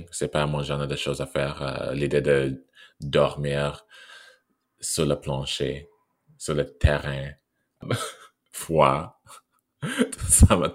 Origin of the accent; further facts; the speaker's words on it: Canada; ah ben je viens du Canada